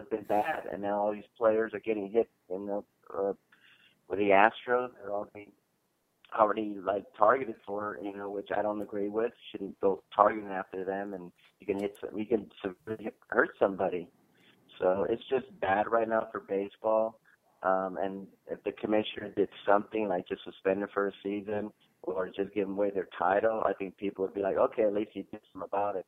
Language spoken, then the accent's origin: English; Los Angeles, California, United States; moved away as an adult; now in Charlotte, United States; I'm from Los Angeles originally